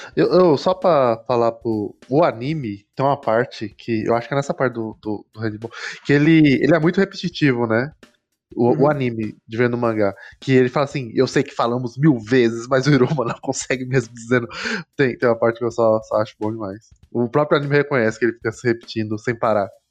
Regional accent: Brazil; a gente é brasileiro

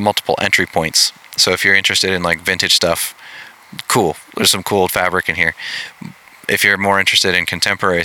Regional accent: Pacific Northwest, United States; I grew up in the Pacific Northwest

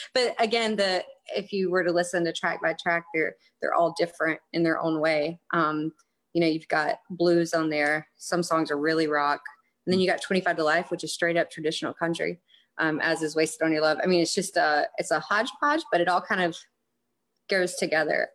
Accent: North Carolina, United States; moved away as an adult; now in South Carolina, United States; I was uh, born and raised in North Carolina and I've lived in South Carolina for a couple years.

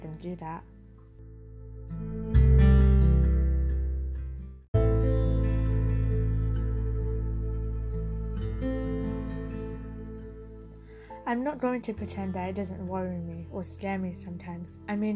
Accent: United Kingdom; I am a British Bangladeshi

